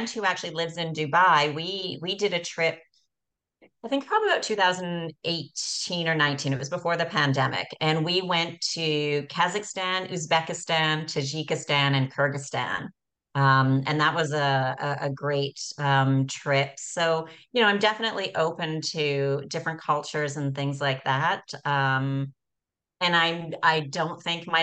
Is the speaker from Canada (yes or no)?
yes; Canada; also born or lived in Costa Rica / Spain / Naples, Italy; now in Montenegro; born and raised in Canada, then I moved to Costa Rica for about 4 or 5 years